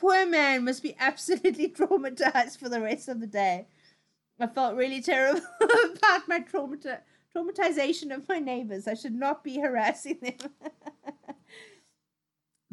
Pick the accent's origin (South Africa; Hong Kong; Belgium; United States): South Africa; now in United Kingdom; I love my old country. I love everything that's going on there. You know, things that are really South African. But I also don't live there anymore. I live in the UK